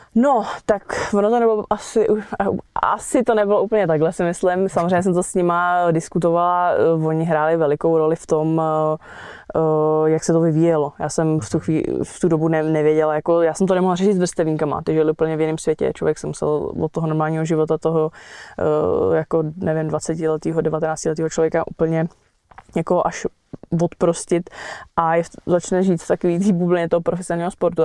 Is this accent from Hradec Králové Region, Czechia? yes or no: yes; Vrchlabí, Hradec Králové Region, Czechia; jsem z Vrchlabí